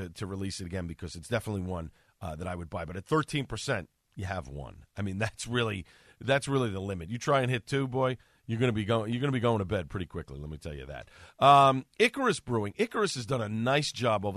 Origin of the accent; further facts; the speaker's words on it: New York City, New York, United States; The borough where I grew up in Staten Island